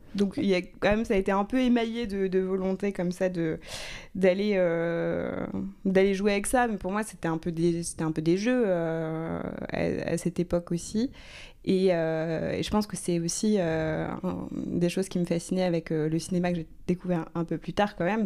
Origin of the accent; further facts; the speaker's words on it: Rouen, Normandy, France; je viens de Rouen, donc c'est une ville euh, moyenne qui est quand même assez dotée culturellement.